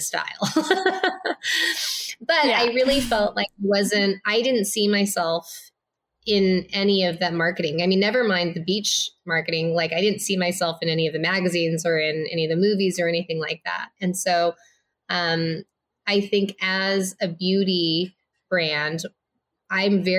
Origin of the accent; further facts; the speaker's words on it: Los Angeles, California, United States; also born or lived in Minnesota; I was born in Minnesota. I grew up in like the Inland Empire of Los Angeles, which is like the east side of Los Angeles